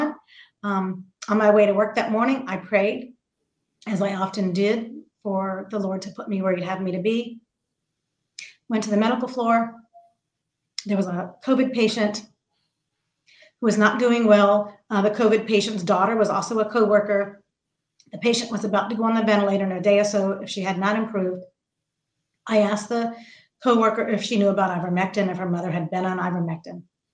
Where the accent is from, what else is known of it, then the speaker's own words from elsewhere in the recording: Central Florida, United States; I am from Central Florida. I worked at Parish Medical Center in Titusville, Florida for 31 years.